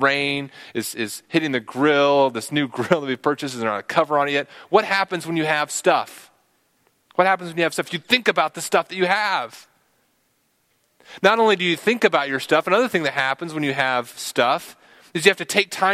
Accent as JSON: {"language": "English", "region": "Texas", "country": "United States", "said": "I'm a Texan"}